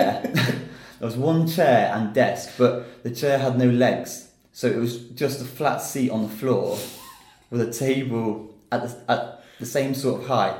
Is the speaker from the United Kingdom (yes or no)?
yes; Peterborough, East of England, United Kingdom; moved away as an adult; also born or lived in Düsseldorf, Germany / Lincoln, Lincolnshire; now in China; We came back to the UK and settled in Peterborough. So I live in a small town, village outside Peterborough. Lived there my whole life, really.